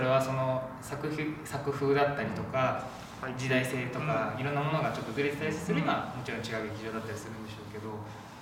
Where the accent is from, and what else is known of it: Kagoshima, Japan; born or raised there; moved away as an adult; now in Tokyo, Japan